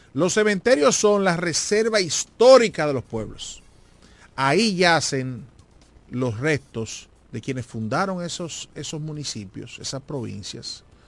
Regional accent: La Romana, Dominican Republic

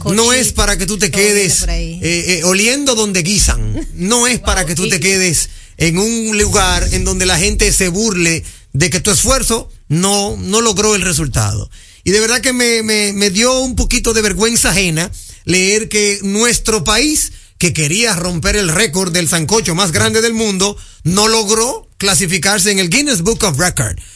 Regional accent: Dominican Republic; somos dominicanos

